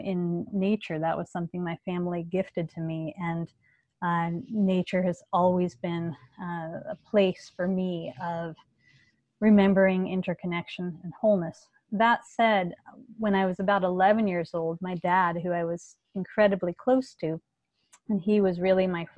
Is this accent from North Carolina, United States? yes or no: no; Los Angeles, California, United States; I grew up in Los Angeles